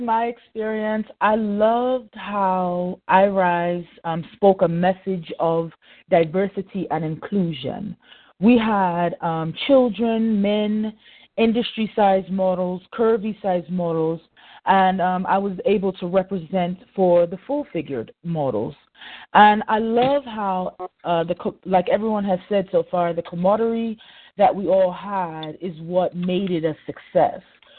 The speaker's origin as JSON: {"language": "English", "country": "Germany", "tie": "born or raised there", "moved": "as an adult", "lives_now": "United States", "said": "Yeah, well, actually, I was born in America, but I was raised in Germany. My adoptive father was in the Army, and we had the opportunity to stay there until I was 21 years old."}